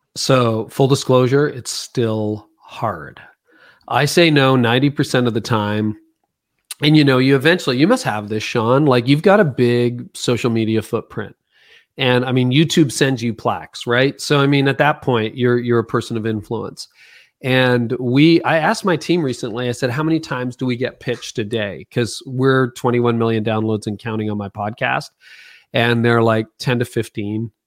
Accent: Canada; I'm Canadian, most of my work's in America

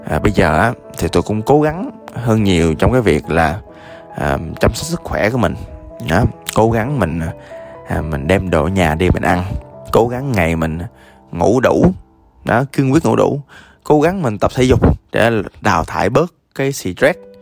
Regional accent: Da Lat, Lam Dong, Vietnam; moved away; tôi ở à, đà lạt lúc đó quê tôi

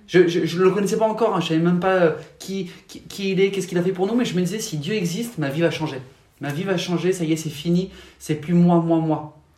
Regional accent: Paris region, Île-de-France, France; moved away; J'ai grandi en France, en région parisienne, au tout début.

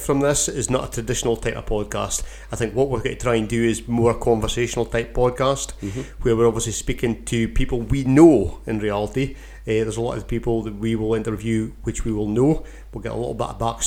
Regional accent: Keith, Scotland, United Kingdom; Born and brought up in Keith, a farming town in Bamshire

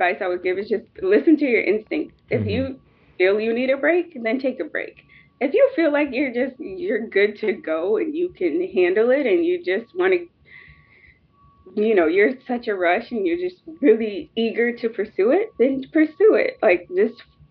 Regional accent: United States; us as an American

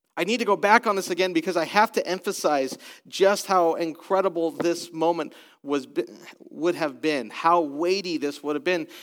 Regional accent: United States; also born or lived in British Columbia, Canada; now in Columbus, United States; I am American

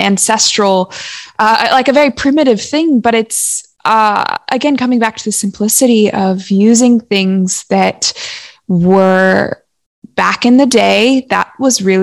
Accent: Los Angeles, California, United States; also born or lived in Santa Barbara; we grew up in Los Angeles and then we moved to Santa Barbara

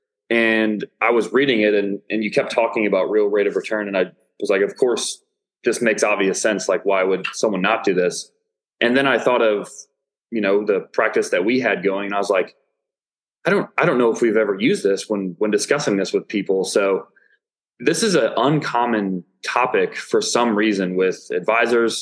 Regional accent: Illinois, United States; now in Dallas, United States; I'm from Illinois, from a blue collar area.

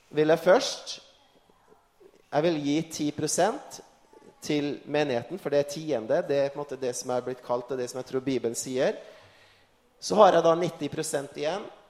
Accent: Frei, Møre og Romsdal, Norway; når jeg satt hjemme på Frei utenfor Kristiansund

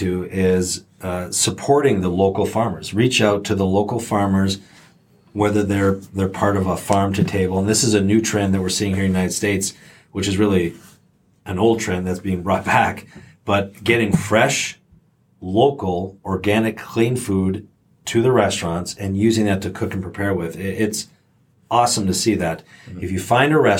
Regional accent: Canada; And I grew up in Canada

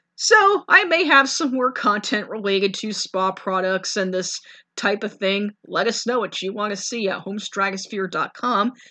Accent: New York City, New York, United States; being a New Yorker

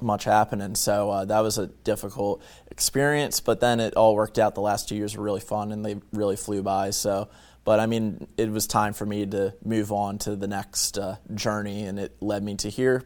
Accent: Bear, Delaware, United States; moved away as an adult; also born or lived in Virginia Tech (Blacksburg, Virginia); now in Salisbury, United States; I'm from, uh, Bear, Delaware, which is basically from uni-, or near the University of Delaware

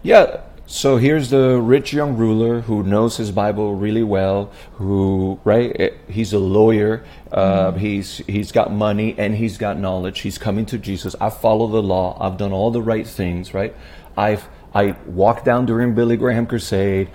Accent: Puerto Rico; I was born and raised in Puerto Rico

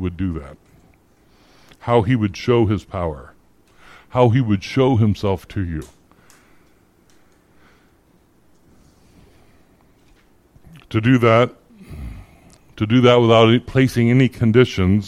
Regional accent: Phoenix, Arizona, United States; also born or lived in Iowa; I grew up in the Phoenix Christian Reformed Church. I started going there when I was 8 years old, when my family moved from Iowa, and I was a member there for late into my 30s

